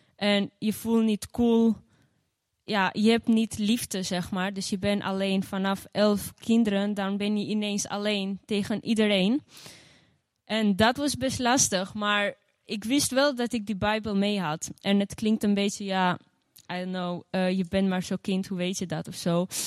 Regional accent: Gjirokastër, Gjirokastër County, Albania; now in Netherlands; in Girocastro, mijn geboorteplaats. En ehm, daar ben ik dus opgegroeid

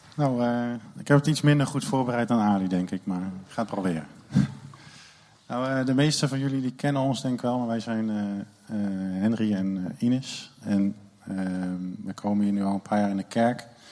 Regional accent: Netherlands; als Nederlander

